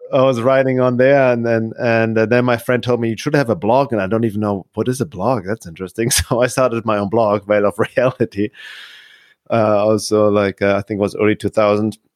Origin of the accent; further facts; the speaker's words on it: Munich, Bavaria, Germany; moved away as an adult; also born or lived in Los Angeles, United States / California; now in Arizona, United States; I was one year old. And I grew up in Munich, and, uh, Munich, Germany